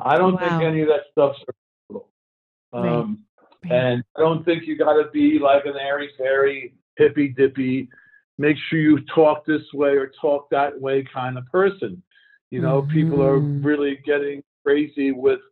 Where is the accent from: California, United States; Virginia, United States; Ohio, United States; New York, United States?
New York, United States; New York City; I grew up in Brooklyn, New York, surrounded by gangsters